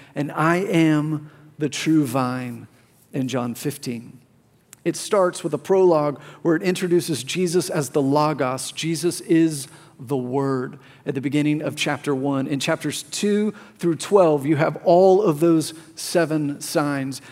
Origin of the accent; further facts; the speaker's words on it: Plano, Texas, United States; My whole life, I grew up here in Plano, Texas